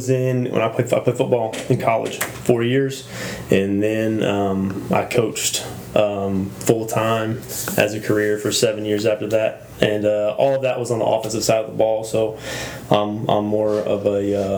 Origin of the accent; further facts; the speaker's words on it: Midwest, United States; I grew up in the Midwest, so if anybody's familiar with the Midwest, we have a lot of hog farms there.